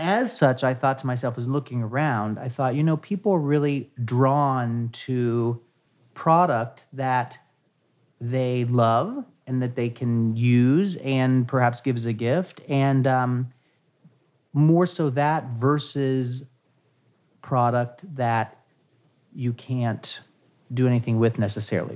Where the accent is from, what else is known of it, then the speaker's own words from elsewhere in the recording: Ohio, United States; moved away as an adult; now in New York City, United States; I'm originally from Ohio, a small town in Ohio that I grew up there. And then in 1994, I actually moved here to New York City.